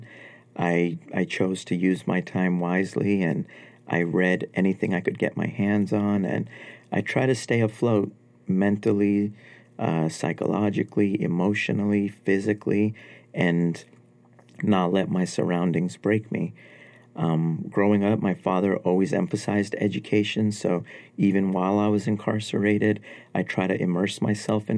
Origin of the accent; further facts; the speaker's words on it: New York City, New York, United States; also born or lived in Afghanistan; Growing up in New York was amazing.